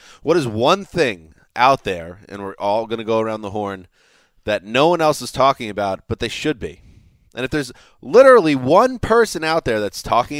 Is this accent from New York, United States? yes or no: yes; New York, United States; New York, my home state